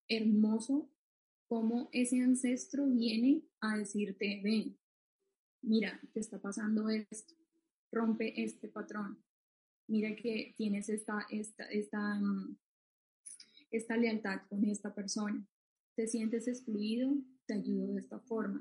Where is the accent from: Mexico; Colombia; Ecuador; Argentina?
Colombia; en mi país, pues Colombia